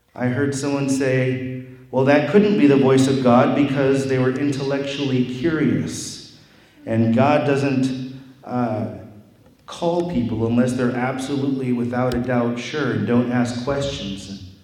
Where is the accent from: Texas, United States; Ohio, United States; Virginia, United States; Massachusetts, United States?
Ohio, United States; Wauseon; I'm from Wauseon, Ohio, only an hour away from here.